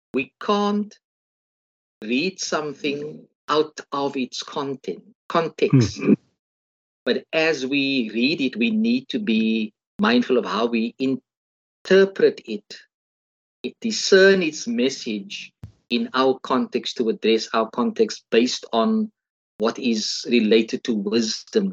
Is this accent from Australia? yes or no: no; South Africa; as a South African